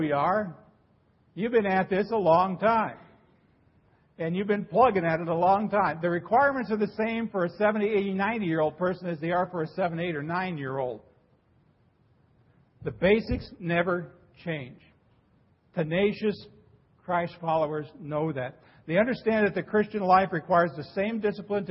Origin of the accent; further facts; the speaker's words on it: Nebraska, United States; moved away; the church I grew up in back in Nebraska